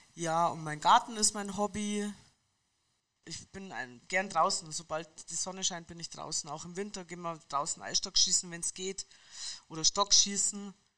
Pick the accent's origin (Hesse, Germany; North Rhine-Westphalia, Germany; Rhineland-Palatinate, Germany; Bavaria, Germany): Bavaria, Germany; Munich; Ich bin eine Münchnerin